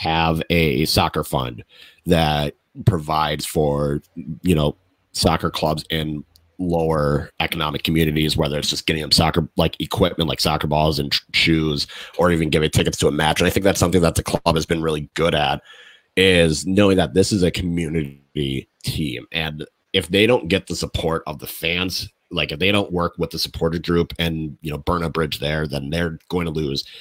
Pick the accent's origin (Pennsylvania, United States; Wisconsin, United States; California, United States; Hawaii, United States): Wisconsin, United States; Waukesha; also born or lived in Eau Claire / St. Paul; now in Madison, United States; I grew up in Waukesha, then I went to school in Eau Claire, and then right when I graduated, I moved to St. Paul.